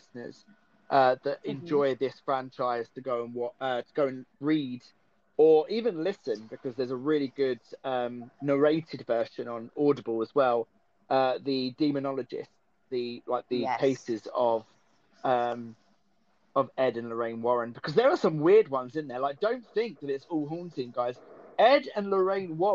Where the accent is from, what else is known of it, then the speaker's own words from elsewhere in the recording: Essex, East of England, United Kingdom; they do come to Essex and film about the werewolf, because that's my hometown